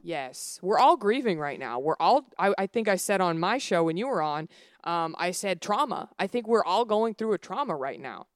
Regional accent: Dallas, Texas, United States; moved away as an adult; also born or lived in Los Angeles; I grew up in the South, I grew up in Dallas

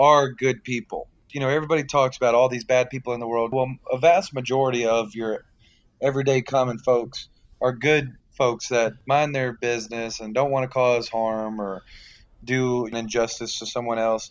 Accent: South Louisiana, United States; I'm from South Louisiana

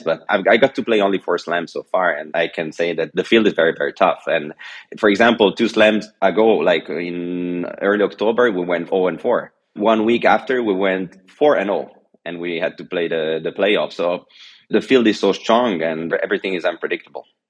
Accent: Geneva, Switzerland; first language French and Italian; English is a second language; also born or lived in China; now in Italy; I was born in Geneva, Switzerland, because my father is Swiss and my mother is Italian, so I already grew up learning two languages, French and Italian

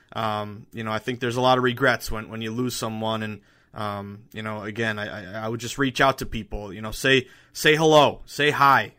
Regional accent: the Berkshires, Western Massachusetts, United States; moved away; Going back home to Western Mass, I'm from the Berkshires, uh, the beautiful Berkshires.

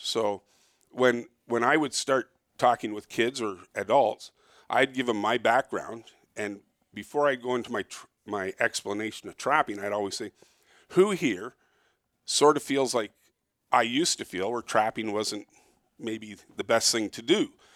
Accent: Toronto, Ontario, Canada; I was born and raised in Toronto, but I don't live near Toronto

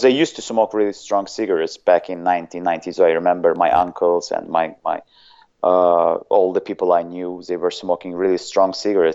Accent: Azerbaijan; first language Azerbaijani; English is a second language; I'm actually from a small country called Azerbaijan

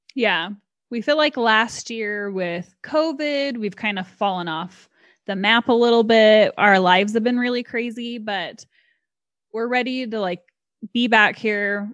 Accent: Utah, United States; I was born and raised here in Utah, still live here

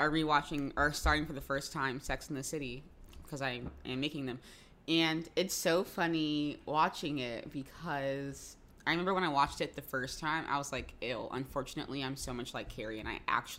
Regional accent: Jacksonville, Florida, United States; moved away; my hometown, Jacksonville.

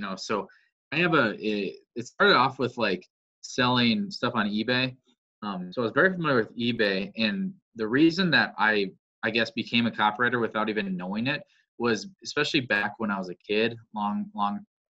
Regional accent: Wisconsin, United States; also born or lived in Crookston, Minnesota; I'm born and raised in Wisconsin

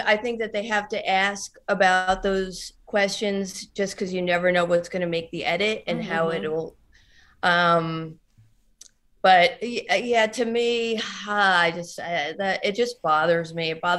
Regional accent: New Jersey, United States; I'm from New Jersey. Everything bothers me.

